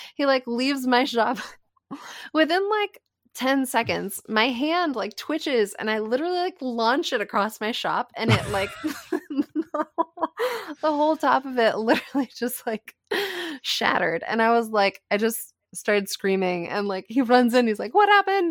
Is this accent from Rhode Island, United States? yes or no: yes; Rhode Island, United States; my home state, Rhode Island